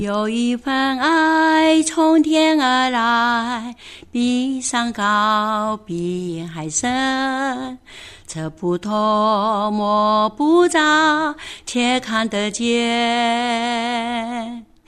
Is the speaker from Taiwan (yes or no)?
yes; Taitung, Taitung County, Taiwan; 我那个土生土长台东人